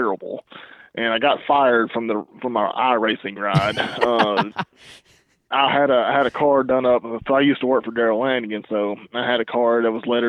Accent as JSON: {"language": "English", "region": "Alabama", "country": "United States", "tie": "born or raised there", "moved": "as an adult", "said": "I'm originally from Alabama. That's where I grew up"}